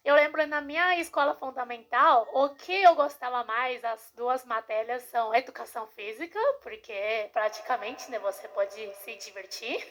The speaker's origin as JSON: {"language": "Portuguese", "country": "China", "second_language": "Portuguese", "moved": "as an adult", "lives_now": "Brazil", "said": "sou chinesa da China mesmo, mas já vivi aqui no Brasil"}